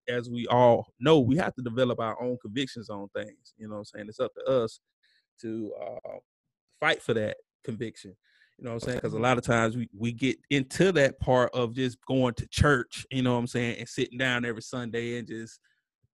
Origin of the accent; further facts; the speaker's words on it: the South, United States; I grew up in the South